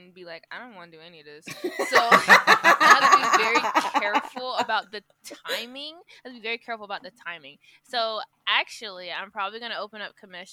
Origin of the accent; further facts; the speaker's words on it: Swansea, South Carolina, United States; now in Columbia, United States; I live in Columbia, smack dab in the middle. But okay. I grew up in Swansea.